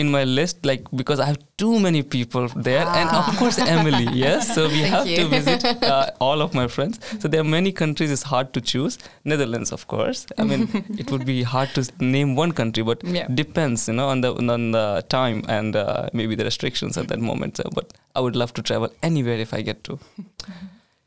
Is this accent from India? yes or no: yes; India; moved away as an adult; now in Sweden; I'm from India